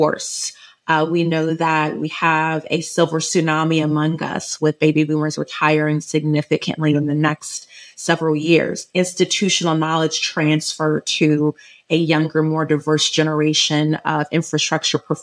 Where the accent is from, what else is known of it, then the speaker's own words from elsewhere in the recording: Orange County, Southern California, United States; I'm from Southern California, grew up in Orange County